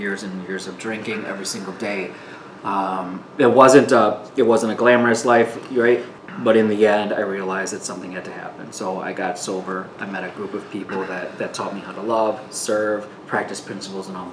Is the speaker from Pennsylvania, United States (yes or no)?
no; Milwaukee, Wisconsin, United States; I'm Milwaukee, born and raised Milwaukee.